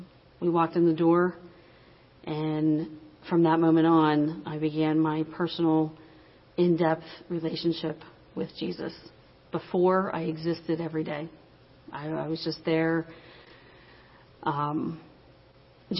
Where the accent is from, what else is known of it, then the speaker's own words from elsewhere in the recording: Finleyville, Pennsylvania, United States; I'm from Finleyville